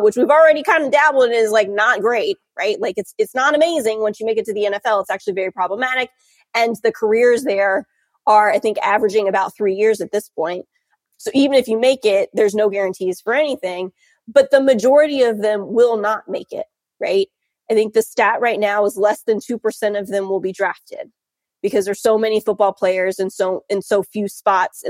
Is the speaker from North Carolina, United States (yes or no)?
yes; North Carolina, United States; moved away as an adult; also born or lived in Charlottesville, Virginia / Durham, North Carolina; now in South Bend, Indiana, United States; I grew up in North Carolina